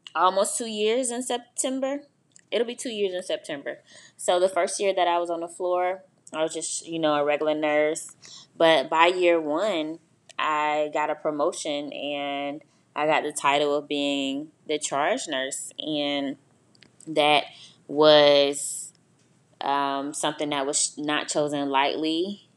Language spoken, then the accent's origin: English; Augusta, Georgia, United States; moved away as an adult; also born or lived in Albany, Georgia; I'm from Augusta